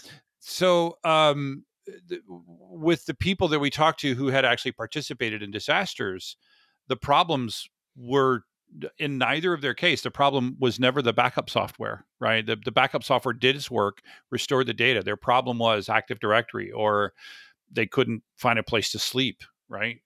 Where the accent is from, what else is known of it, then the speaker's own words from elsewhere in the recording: Florida, United States; I grew up in Florida